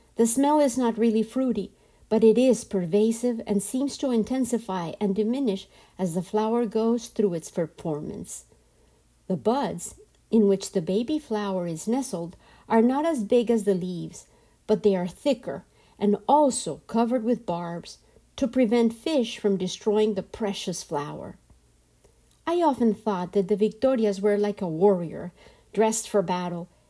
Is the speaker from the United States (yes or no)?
no; Colombia; I am from Colombia, and in my culture, men were often absent